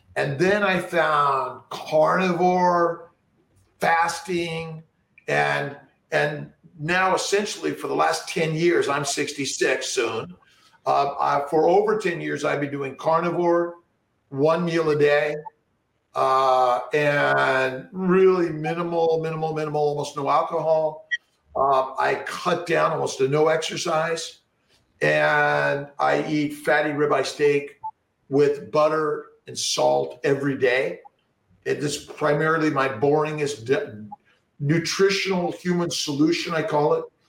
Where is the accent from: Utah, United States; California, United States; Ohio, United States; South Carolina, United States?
California, United States; Los Angeles; I grew up in Los Angeles